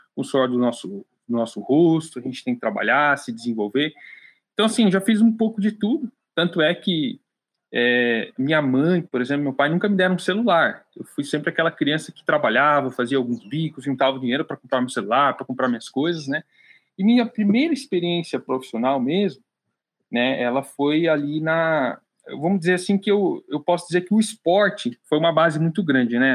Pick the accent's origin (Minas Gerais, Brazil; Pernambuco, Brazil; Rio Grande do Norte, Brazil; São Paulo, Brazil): São Paulo, Brazil; Piedade; moved away; Eu nasci no interior de São Paulo, Piedade, é onde eu estou aqui agora de férias um pouquinho, né, passando tempo com a minha família, respirando um pouquinho do ar da minha terra.